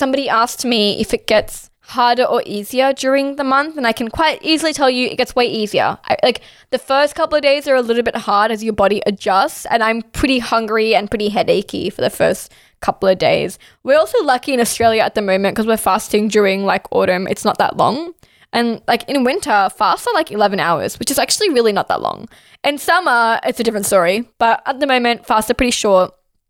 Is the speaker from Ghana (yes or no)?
no; Pakistan; Yeah, I mean, I'm Pakistani. So we're eating samosas, we're eating spring rolls.